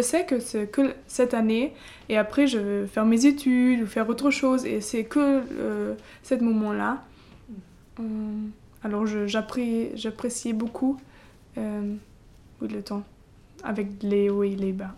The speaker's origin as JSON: {"language": "French", "town": "Halle", "region": "Saxony-Anhalt", "country": "Germany", "second_language": "French", "moved": "as an adult", "lives_now": "France", "said": "je viens d'Allemagne. Euh, à Halle, c'est un petit village euh, dans l'est"}